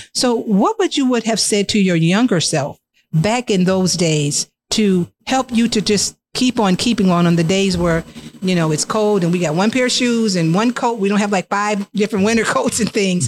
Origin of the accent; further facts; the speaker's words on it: Joliet, Illinois, United States; We're from the Hill as well